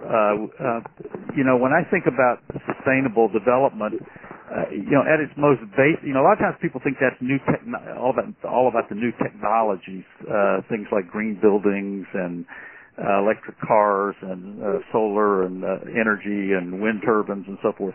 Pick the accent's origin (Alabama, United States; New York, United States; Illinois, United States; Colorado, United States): Alabama, United States; Birmingham; I grew up in Birmingham, Alabama